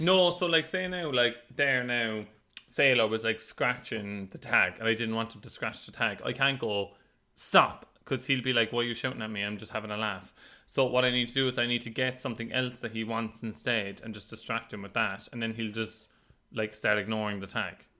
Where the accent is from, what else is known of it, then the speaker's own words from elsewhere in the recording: Cork, Munster, Ireland; moved away as an adult; now in London, United Kingdom; we're just from Cork